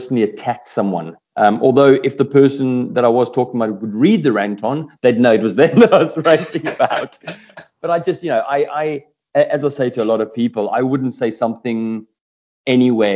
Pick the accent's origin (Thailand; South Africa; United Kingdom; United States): South Africa; I'm South African